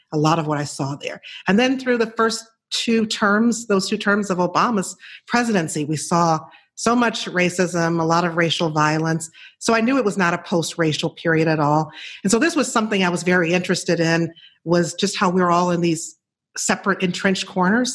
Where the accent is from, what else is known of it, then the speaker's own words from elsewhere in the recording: Chicago, Illinois, United States; I'm from Chicago and I worked in television for 11 years as a reporter